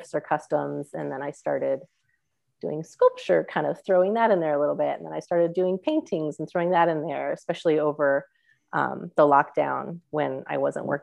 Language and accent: English; Las Vegas, Nevada, United States; also born or lived in Wyoming / Tucson, Arizona; now in Ohio, United States; I grew up in Las Vegas